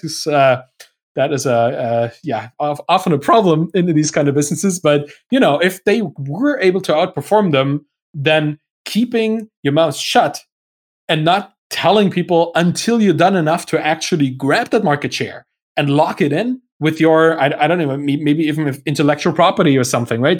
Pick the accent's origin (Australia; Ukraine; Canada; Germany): Germany; English is a second language; I'm, I'm German. I, my, English is not my first language